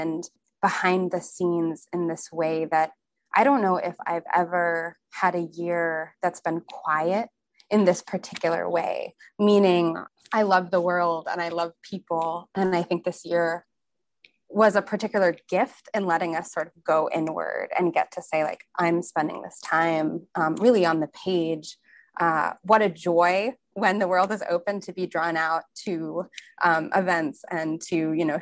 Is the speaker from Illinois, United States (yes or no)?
yes; Chicago, Illinois, United States; moved away; being in my hometown near Lake Michigan, I grew up in Chicago